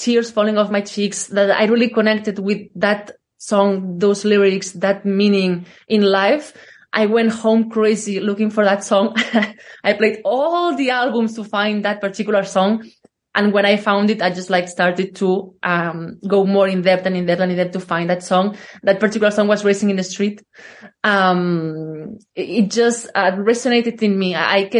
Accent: Catalonia, Spain; English is a second language; Well, I grew up in a small village in the outskirts of Barcelona.

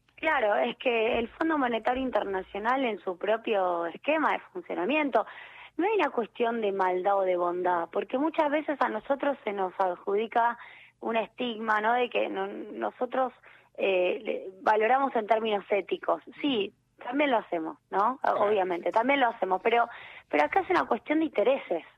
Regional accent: Argentina; como argentinos

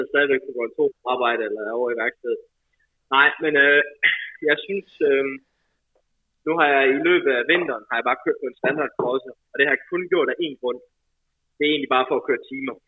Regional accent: Denmark; moved away as an adult; also born or lived in Belgium; det har tit været svært som dansker

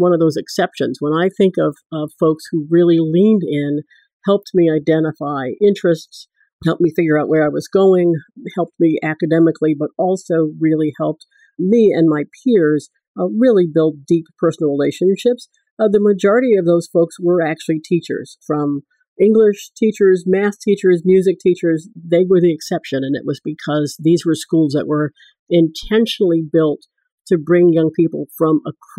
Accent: Washington, District of Columbia, United States; I grew up here in Washington, D.C., which is where we're sitting right now

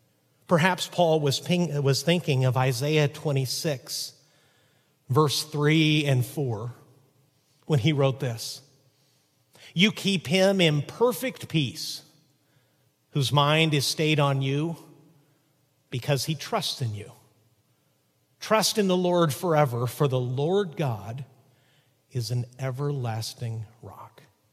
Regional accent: Chihuahua, Mexico; when I was a little boy growing up in Chihuahua, Mexico, as the son of missionaries, sometimes my dad's visits would take him into a pretty rough side of the city.

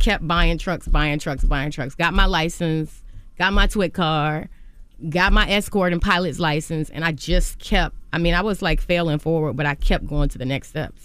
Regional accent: Virginia, United States; I'm from Virginia

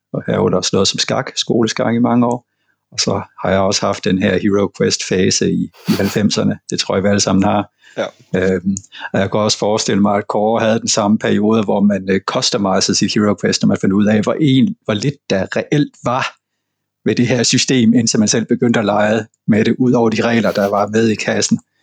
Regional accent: Southern Jutland, Southern Denmark, Denmark; Jeg er simpelthen indfødt sønderjyde, og det betød, at vi havde let adgang til små, simple spil fra, fra Tyskland, da jeg var barn

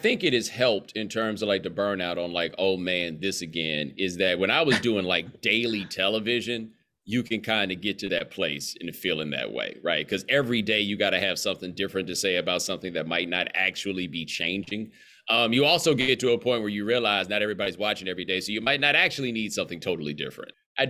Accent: Houston, Texas, United States; moved away as an adult; also born or lived in Atlanta, Georgia / North Carolina; Well, I grew up in Houston. I was born in Atlanta. I went to college in Atlanta. My parents have lived in Atlanta for the last 25 years. So Atlanta is definitely a home, but I did from 7 to 17 in Houston

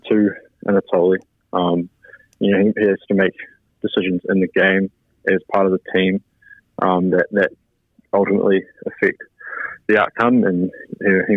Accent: Otago, New Zealand; growing up in Otago

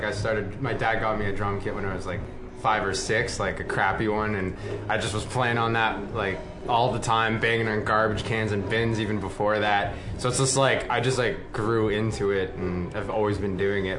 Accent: Canada; I'm Canadian

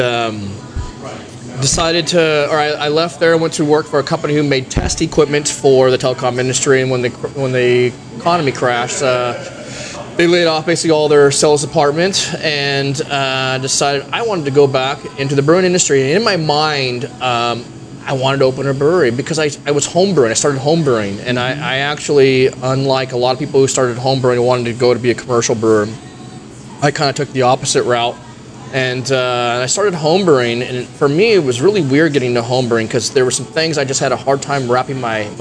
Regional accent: Oregon, United States; moved away as an adult; also born or lived in Tucson, Arizona; I was from Oregon.

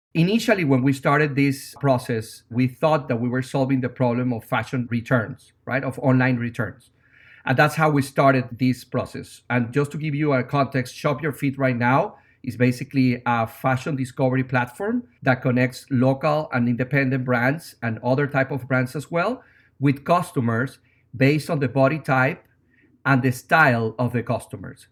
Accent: Venezuela; English is a second language; moved away as an adult; now in New York, United States; as you can tell by my accent, I'm not from America. I'm originally from Venezuela. I've been in New York for 16 years

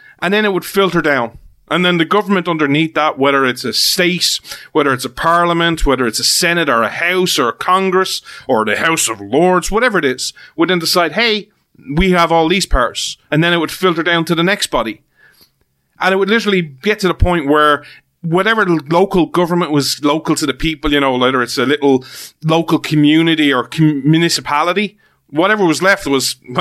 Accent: Ireland; that's where I'm from.

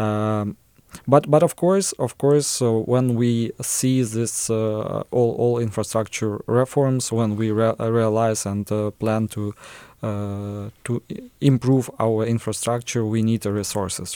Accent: Melitopol, Zaporizhzhia Oblast, Ukraine; English is a second language; I was born in Melitopol

